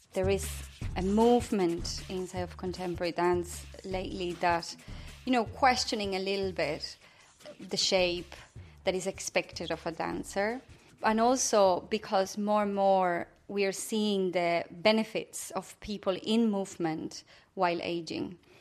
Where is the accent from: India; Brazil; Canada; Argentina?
Argentina; Buenos Aires; moved away as an adult; now in Ireland; growing up in Buenos Aires after dictatorship